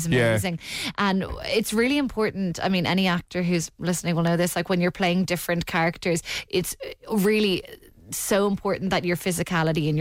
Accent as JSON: {"language": "English", "town": "Dublin", "region": "Leinster", "country": "Ireland"}